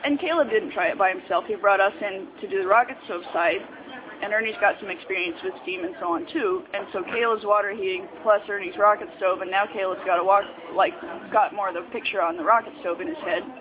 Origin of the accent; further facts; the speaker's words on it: Oregon, United States; near where I grew up in Oregon